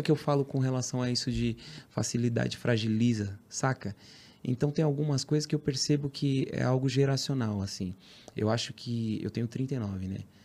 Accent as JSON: {"language": "Portuguese", "region": "São Paulo", "country": "Brazil", "said": "Sou da Zona Leste de São Paulo. Guaianazes"}